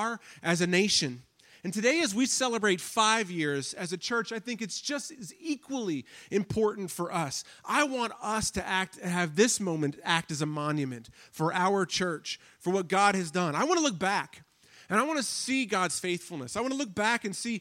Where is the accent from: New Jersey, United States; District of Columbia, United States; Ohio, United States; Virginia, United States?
District of Columbia, United States; Washington; now in Pittsburgh, United States; I grew up in the Washington, D.C. area.